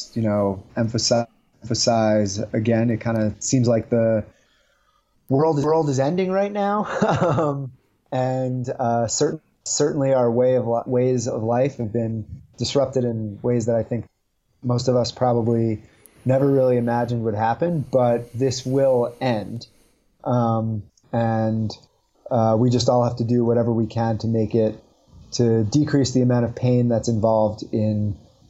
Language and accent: English; New York City, New York, United States; now in Utah, United States; I'm from the New York City area originally.